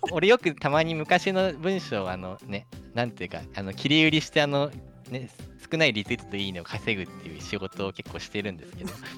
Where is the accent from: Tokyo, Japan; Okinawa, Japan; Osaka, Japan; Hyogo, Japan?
Tokyo, Japan; Musashino; moved away as an adult; now in Chiba, Japan; 武蔵野っていう土地のことを考える時間があったっていうのはなんか個人的にはすごくねいいことだったなっていう気持ちもやっぱ生まれ育った土地ですし